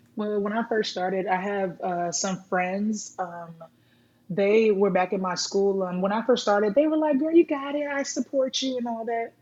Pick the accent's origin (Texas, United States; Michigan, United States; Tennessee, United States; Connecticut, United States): Texas, United States; Rowlett; now in Blue Ridge, United States; I was um, raised in Rowlett, Texas, and now I am from Blue Ridge now